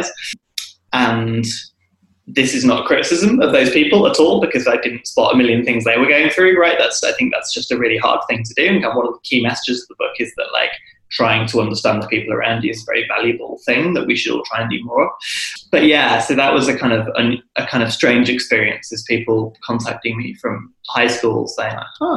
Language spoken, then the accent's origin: English; United Kingdom; being British